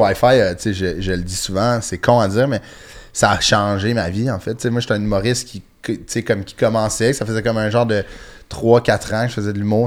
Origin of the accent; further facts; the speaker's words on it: Sainte-Thérèse, Quebec, Canada; Moi, je viens de Sainte-Thérèse, sur la rue nord de Montréal